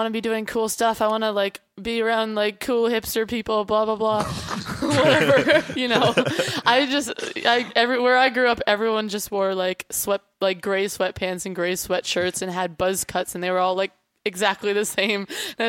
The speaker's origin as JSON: {"language": "English", "town": "Boxborough", "region": "Massachusetts", "country": "United States", "tie": "born or raised there", "also_born_or_lived": "Chicago / Boston", "moved": "as an adult", "lives_now": "United Kingdom", "said": "I grew up outside of Boston in a town called Boxborough, that has like more cows than people"}